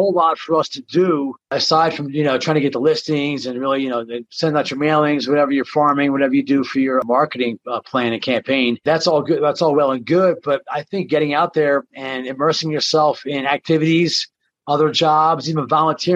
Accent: Atlantic City, New Jersey, United States; accent: Jersey; moved away as an adult; now in Colorado, United States; I'm originally from South Jersey, Atlantic City and the beaches.

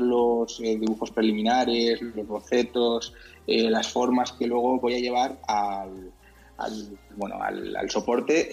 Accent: Santa Cruz de la Zarza, Castilla-La Mancha, Spain; moved away as an adult; now in Madrid, Spain; yo soy de un pueblo de, La Mancha que se llama Santa Cruz de la Zarza, es súper pequeño, tiene 5.000 habitantes. Y bueno, cuando eh, cumplí 18 años me, vine

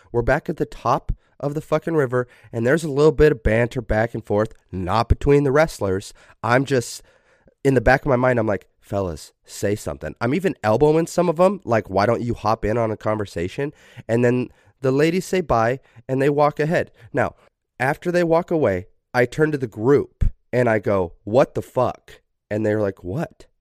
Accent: Idaho, United States; Preston, Idaho, which is, like, an hour away from my hometown.

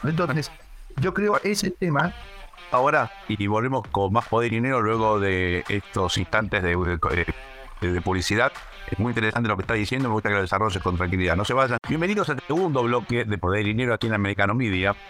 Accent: Argentina; moved away; somos originalmente eh, de la Argentina, de nuestro país

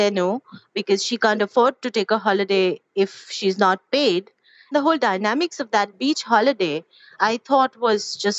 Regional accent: India

